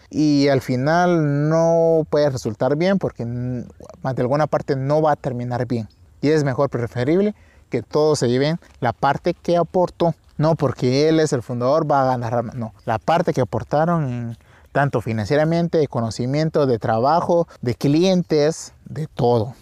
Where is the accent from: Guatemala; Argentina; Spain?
Guatemala; Santa Rosa; a las faldas del, del volcán Tecuamburra de mi ciudad natal en Guatemala